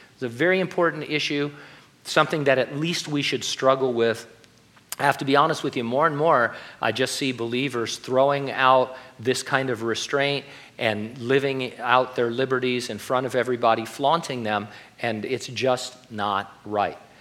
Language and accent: English; California, United States; I was the kid from California